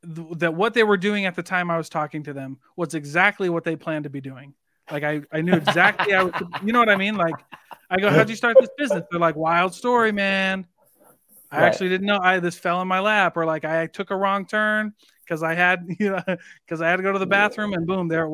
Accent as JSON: {"language": "English", "region": "Iowa", "country": "United States", "said": "Like, I'm from Iowa. Like, you raise corn and cattle."}